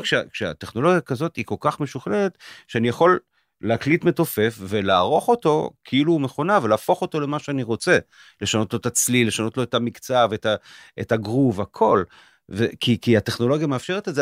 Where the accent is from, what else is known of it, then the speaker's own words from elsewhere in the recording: Israel; אני יותר ישראלי, כך הרגשתי כל החיים